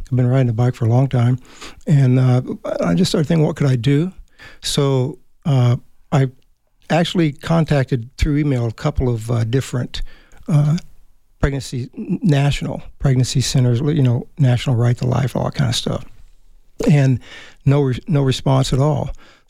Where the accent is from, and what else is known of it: Germany; born or raised there